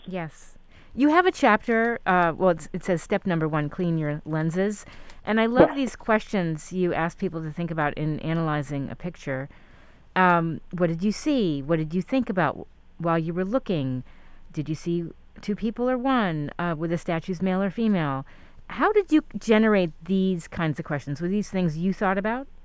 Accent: New York, United States; moved away; I grew up in New York

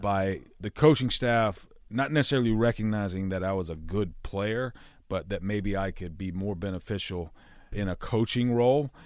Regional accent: Alabama, United States; born or raised there; moved away

